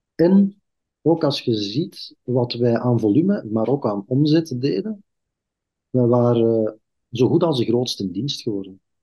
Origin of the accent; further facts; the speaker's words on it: Belgium; ik ben zelf een Kempenaar